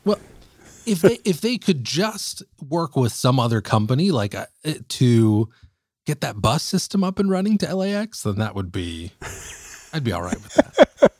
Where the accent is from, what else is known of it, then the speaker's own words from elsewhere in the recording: Bay Area, California, United States; we're from, we're from the Bay Area up north